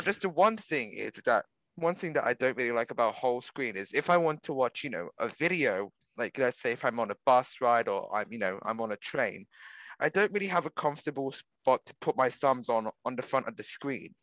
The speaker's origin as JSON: {"language": "English", "country": "Australia", "said": "we're Australian."}